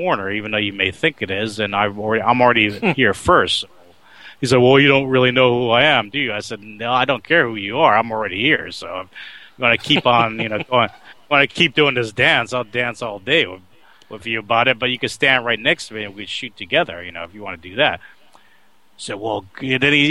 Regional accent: Oakland, California, United States; also born or lived in New York City, New York, United States; my being raised in Oakland

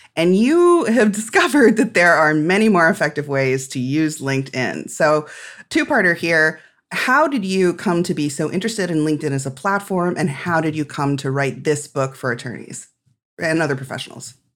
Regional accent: Midwest, United States; as a Midwesterner

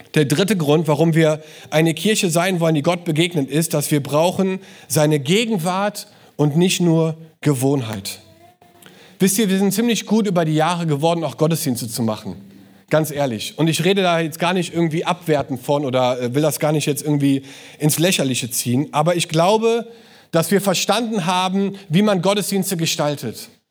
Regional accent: Cologne, North Rhine-Westphalia, Germany; als Kölner

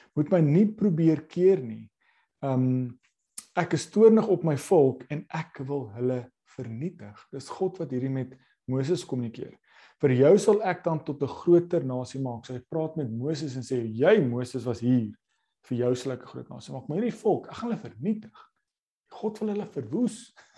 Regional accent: South Africa; ons as Suid-Afrikaners

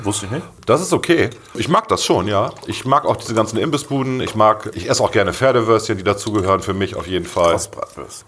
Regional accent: Bremen, Germany; ich bin halt Bremer, ich bin hier groß geworden und ich kenne das von klein auf

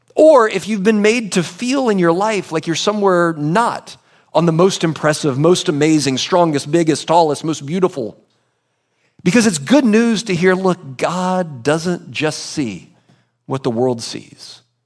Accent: United States

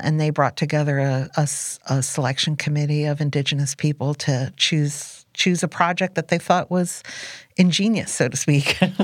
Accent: New Jersey Pine Barrens, United States; moved away; I was raised in the New Jersey pine barrens

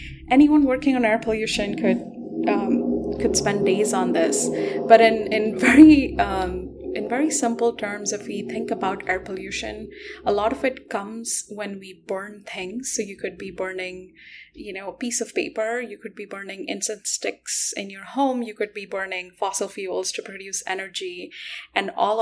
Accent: Delhi, India; I actually grew up in Delhi

